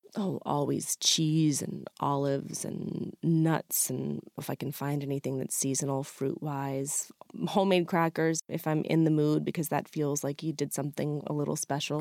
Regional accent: Freedom, Maine, United States; my small restaurant in my hometown of Freedom, Maine

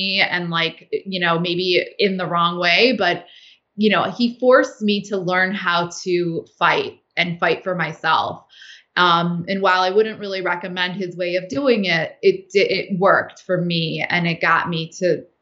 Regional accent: United States; I was raised in the United States

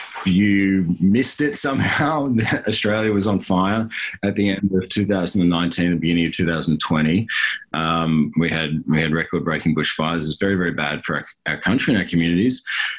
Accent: Missouri, United States; now in Los Angeles, United States; I'm actually from Missouri, but I feel like the Aussie thing gets me more ladies, you know what I'm talking about. This is my stupid Queensland through drama school, living in LA for 13 years accent.

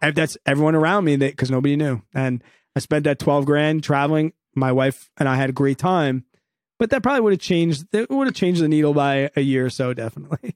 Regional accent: New York, United States; also born or lived in Evanston, Illinois; came back to the good old state of New York

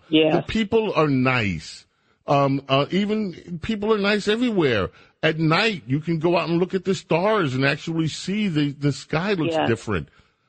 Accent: New York, United States; I grew up in a civilization. I grew up in New York.

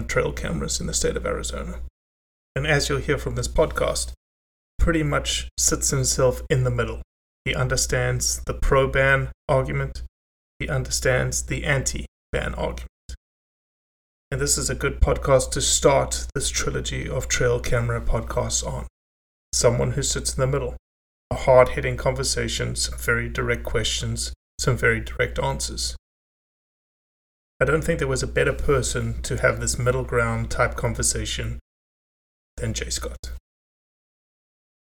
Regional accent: South Africa; moved away; The fishing that I grew up with in South Africa was fly fishing in the mountains.

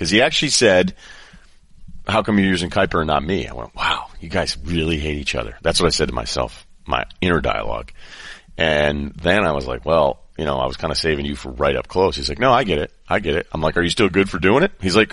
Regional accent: Boston, Massachusetts, United States; I'm from Boston, live there

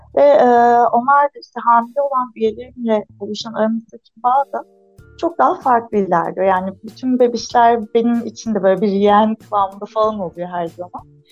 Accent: Antalya, Turkey; Antalyalıyım. Şu anda Antalya Gazipaşa'da e, memleketinde eşimle beraber bir fizik tedavi yoga merkezi işletiyoruz

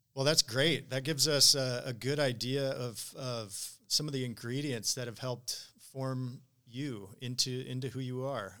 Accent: Michigan, United States; around my hometown of Michigan

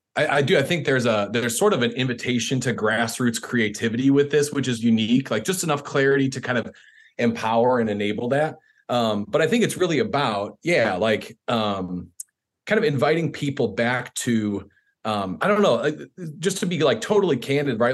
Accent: Chicago, Illinois, United States; moved away; I'm from Chicago originally

